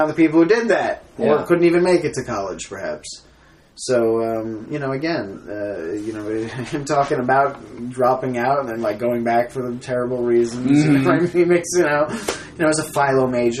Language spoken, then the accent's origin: English; New York City, New York, United States; I was born and raised in Manhattan